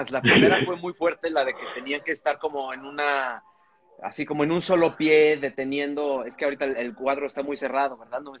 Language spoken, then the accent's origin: Spanish; United States; O sea, soy un, soy un gringo blanco.